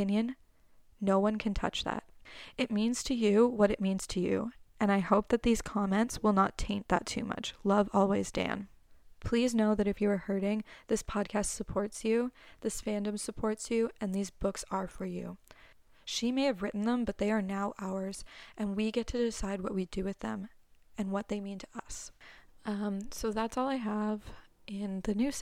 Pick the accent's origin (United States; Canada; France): Canada; as a Canadian